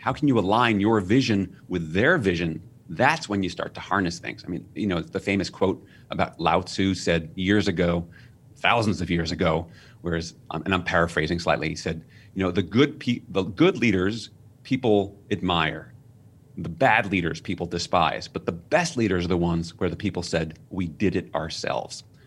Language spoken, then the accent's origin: English; New York City, New York, United States; I was raised in New York City.